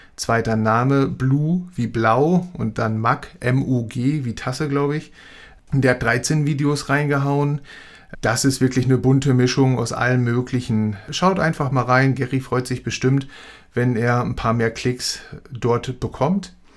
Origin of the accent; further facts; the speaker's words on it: Hamburg, Germany; ich als Hamburger